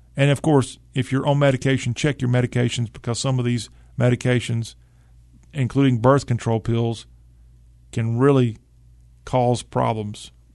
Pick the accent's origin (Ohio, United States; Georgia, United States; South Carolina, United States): South Carolina, United States; Lexington; In South Carolina, my hometown, Lexington